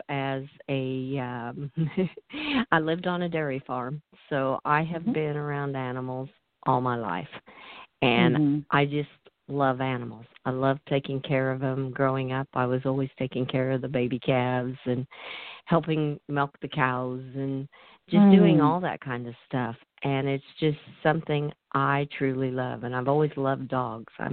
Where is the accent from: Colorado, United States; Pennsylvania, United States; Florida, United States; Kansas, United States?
Kansas, United States; Central; from Central Kansas. I am a country girl born and bred.